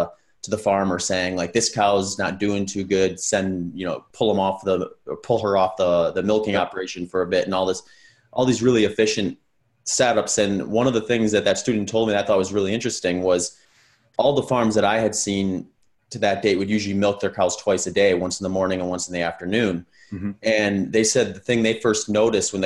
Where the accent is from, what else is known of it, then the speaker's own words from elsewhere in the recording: Wisconsin, United States; I grew up in Wisconsin